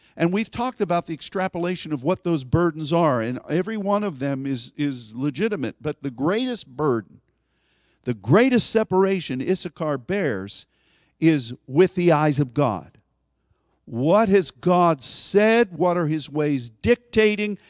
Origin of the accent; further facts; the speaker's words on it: United States; as an American